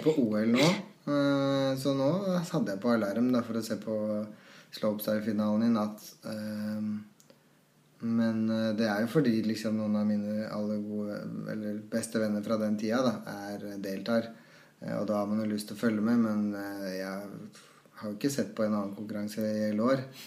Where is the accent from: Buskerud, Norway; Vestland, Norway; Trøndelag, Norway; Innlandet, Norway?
Innlandet, Norway; Trysil; da vi vokste opp i Trussel